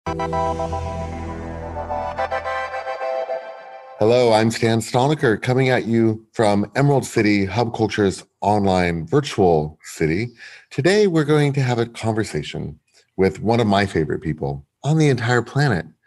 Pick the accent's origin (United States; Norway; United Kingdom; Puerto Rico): United Kingdom; London; moved away; I am still a Londoner at heart very much.